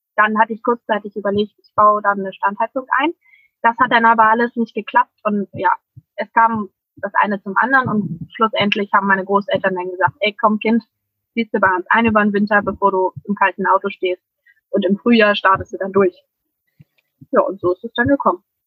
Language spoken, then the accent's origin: German; Germany; ich komme aus der Nähe von Hamburg